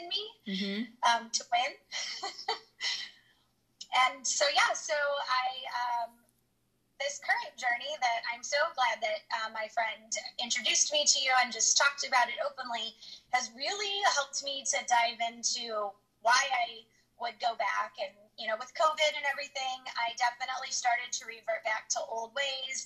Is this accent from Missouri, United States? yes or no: yes; St. Louis, Missouri, United States; also born or lived in Kansas City; I'm from St. Louis. I have pretty much been here most of my life. I was born in Kansas City